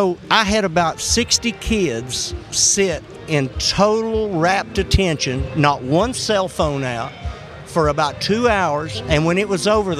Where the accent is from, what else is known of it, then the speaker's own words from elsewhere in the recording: Houston, Texas, United States; born there; also born or lived in West Virginia / Kentucky; I was born in Houston, Texas, but my dad was in the mining business.